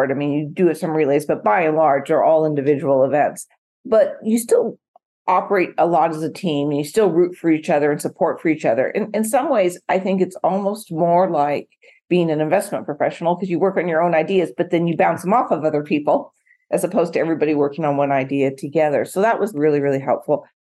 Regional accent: West Coast, United States; So I grew up in the West Coast.

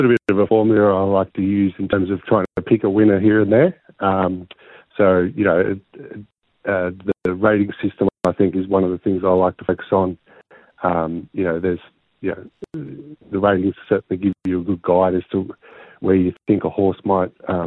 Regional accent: Nagambie, Victoria, Australia; Growing up in Nagambi

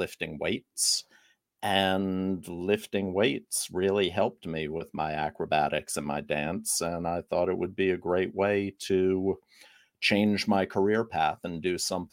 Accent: New York, United States; growing up in New York, I didn't have a lot of access to team sports

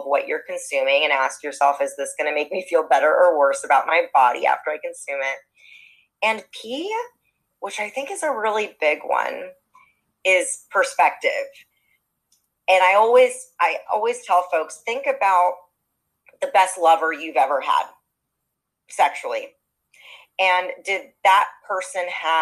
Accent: Los Angeles, California, United States; I'm born and raised in Los Angeles

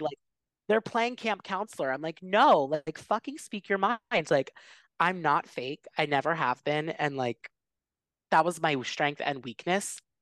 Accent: Philadelphia, Pennsylvania, United States; I come from Philly, which is a huge sports city, like, we, like, die for sports

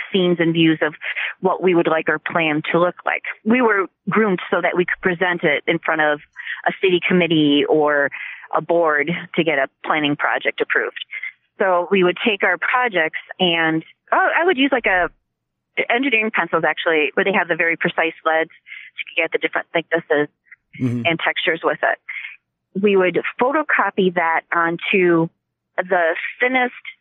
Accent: Stoughton, Wisconsin, United States; also born or lived in Port Washington, Wisconsin / Freeport, Illinois / Rockford, Illinois / Milwaukee, Wisconsin; I pretty much grew up just 3 miles outside of Stoughton, went to high school there

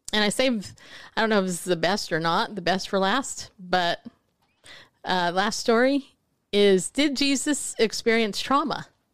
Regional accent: California, United States; now in Tennessee, United States; I live in Tennessee. I remember when I first got here, 'cause I grew up in California

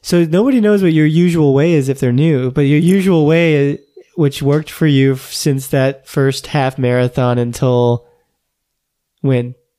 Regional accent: Florida, United States; also born or lived in New York / Los Angeles; I grew up in Florida.

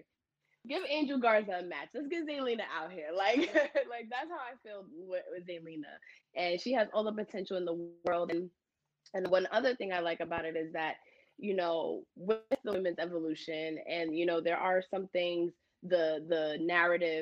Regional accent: New York, United States; as a New Yorker

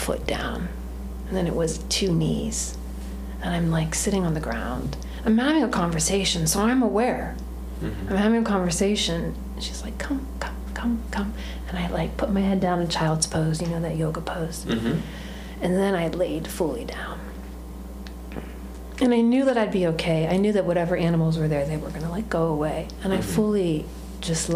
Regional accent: United States; also born or lived in New York City / Washington DC; I'm not Indian. I was born in America. I'm a Western woman

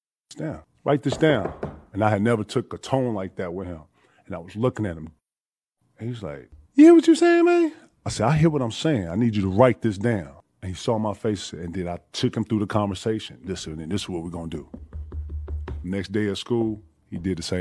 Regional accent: the South, United States; I'm from the South

